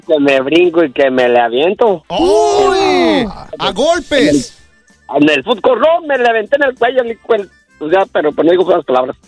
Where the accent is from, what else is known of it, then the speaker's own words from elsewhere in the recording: Guanajuato, Mexico; now in Chicago, United States; no soy, de Michoacán, soy de Guanajuato